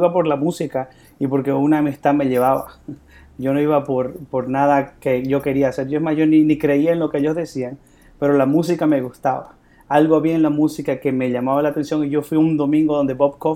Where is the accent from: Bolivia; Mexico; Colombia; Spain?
Bolivia; yo soy de Bolivia.